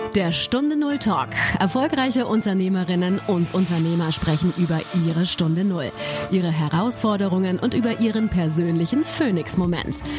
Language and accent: German; Germany; moved away as an adult; now in Canada; ich sehe mich nicht nur als Deutsche oder als Kanadierin, sondern ich bin eine sogenannte hyphenated Canadian, a German Canadian